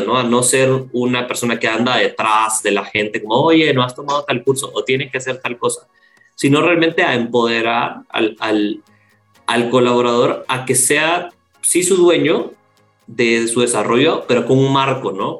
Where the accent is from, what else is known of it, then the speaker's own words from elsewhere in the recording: El Salvador; Yo soy salvadoreño y en El Salvador la, la industria call center es, es, muy fuerte